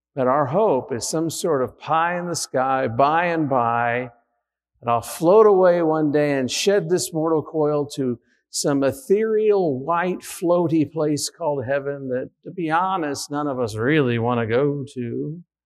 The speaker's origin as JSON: {"language": "English", "country": "United States", "said": "we're Americans"}